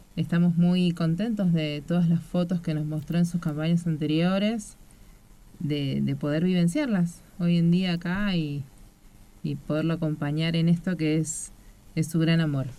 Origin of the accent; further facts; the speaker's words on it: Buenos Aires, Argentina; yo soy de Ciudad Autónoma de Buenos Aires. Eh, siempre estuve ahí